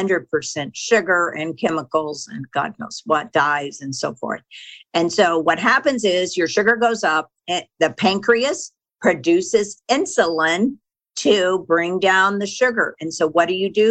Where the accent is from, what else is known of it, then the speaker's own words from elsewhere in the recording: Texas, United States; I grew up in Texas, and my mother was a fanatic about our food